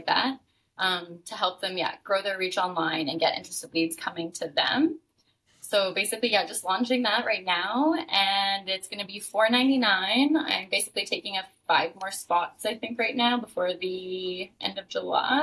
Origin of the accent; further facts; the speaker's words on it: Canada; moved away as an adult; now in Playa del Carmen, Mexico; I'm living in Playa del Carmen, Mexico right now. Because I'm from Canada originally